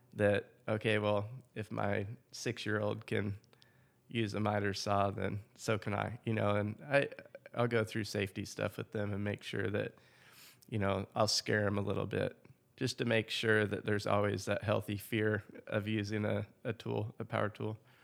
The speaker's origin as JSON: {"language": "English", "town": "Seattle", "region": "Washington", "country": "United States", "tie": "born or raised there", "also_born_or_lived": "Santa Barbara, California / Orlando, Florida / Wichita, Kansas / Oklahoma City, Oklahoma", "moved": "as an adult", "lives_now": "Choctaw, United States", "said": "I grew up in Seattle, Washington area, just a little bit south of there."}